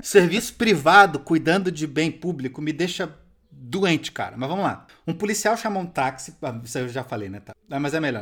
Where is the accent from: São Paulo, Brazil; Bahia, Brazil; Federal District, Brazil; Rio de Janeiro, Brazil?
Rio de Janeiro, Brazil; a minha juventude eu passei em Santa Teresa no Rio de Janeiro